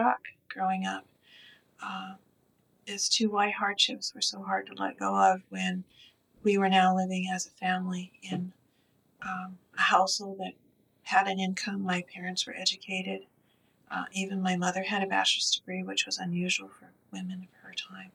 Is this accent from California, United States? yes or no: yes; Southern California, United States; I grew up in Southern California near a beach